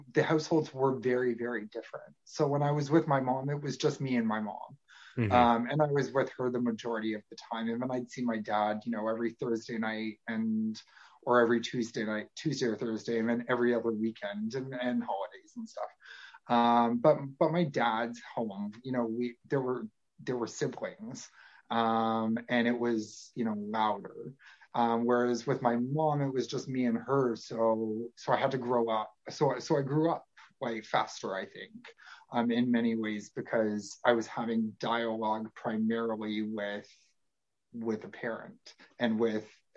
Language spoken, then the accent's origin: English; Toronto, Ontario, Canada; I'm from Toronto, Canada